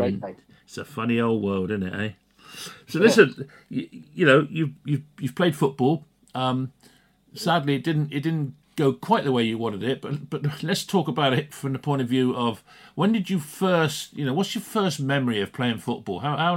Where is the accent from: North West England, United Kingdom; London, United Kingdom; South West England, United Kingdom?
London, United Kingdom; Ealing; also born or lived in Ruislip; Well, I was born in Ealing as well.